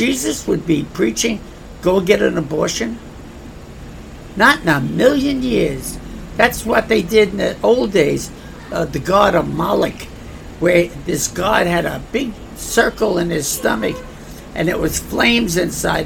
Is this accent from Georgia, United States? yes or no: no; New York, United States; I come from New York, I understand New York